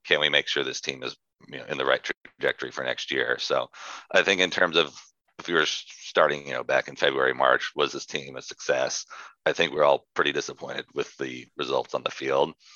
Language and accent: English; San Antonio, Texas, United States; moved away as an adult; also born or lived in Lubbock, Texas / Dallas, Texas / Fort Worth, Texas; now in Austin, United States; I was born in San Antonio, Texas